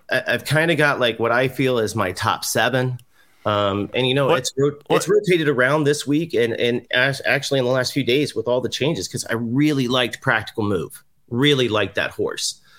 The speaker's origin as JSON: {"language": "English", "town": "Cincinnati", "region": "Ohio", "country": "United States", "tie": "born or raised there", "also_born_or_lived": "Louisville", "said": "growing up in Cincinnati"}